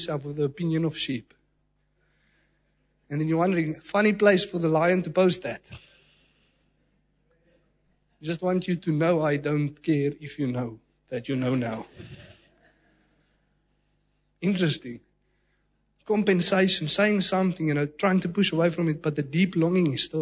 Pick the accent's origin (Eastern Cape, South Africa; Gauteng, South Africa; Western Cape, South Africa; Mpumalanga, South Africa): Mpumalanga, South Africa; Secunda; From a young age, you know, living in Secunda, even in primary school